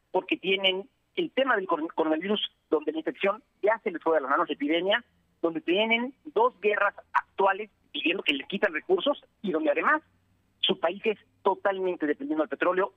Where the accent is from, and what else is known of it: Mexico